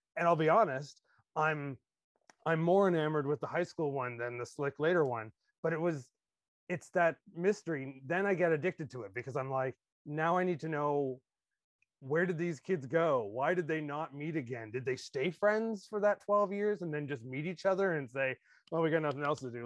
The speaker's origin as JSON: {"language": "English", "country": "Canada", "tie": "born or raised there", "said": "as a Canadian"}